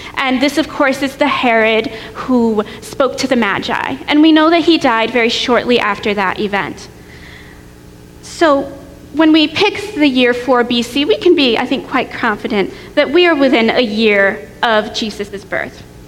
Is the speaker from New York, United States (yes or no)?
yes; New York, United States; moved away as an adult; also born or lived in Tennessee; I grew up in New York State and I went to college in Tennessee.